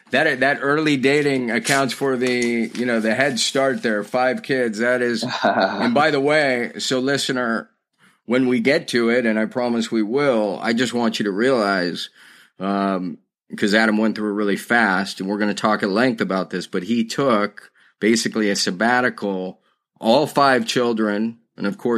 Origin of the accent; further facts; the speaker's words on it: Austin, Texas, United States; I grew up in Austin, Texas.